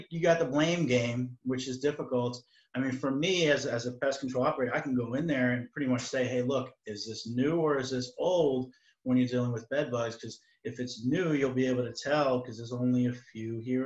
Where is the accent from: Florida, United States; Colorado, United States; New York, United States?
New York, United States; Baldwin; I'm from Baldwin